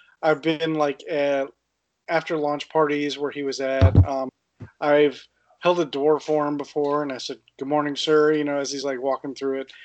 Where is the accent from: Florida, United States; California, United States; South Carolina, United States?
Florida, United States; Central; moved away as an adult; now in Virginia, United States; I grew up around Central Florida